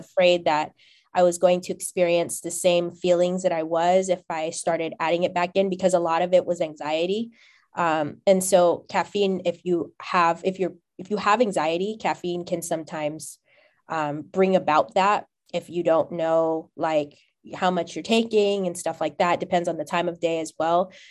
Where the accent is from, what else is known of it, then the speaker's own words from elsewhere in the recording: California, United States; moved away; also born or lived in Ohio; I'm from Cali, my idea of what a mixed population looks like is different because of how diverse it is here